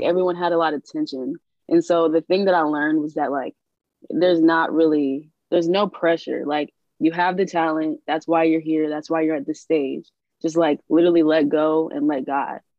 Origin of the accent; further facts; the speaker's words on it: New Orleans, Louisiana, United States; I'm from New Orleans